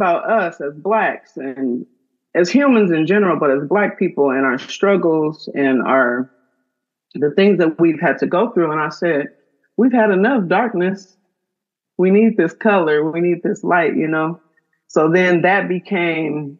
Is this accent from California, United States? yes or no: yes; San Bernardino, California, United States; born or raised there; moved away as an adult; now in Oakland, United States